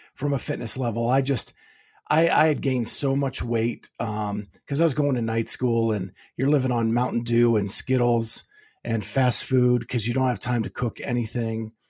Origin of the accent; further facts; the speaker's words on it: Pennsylvania, United States; moved away as an adult; also born or lived in Florida; now in Ohio, United States; I grew up in Pennsylvania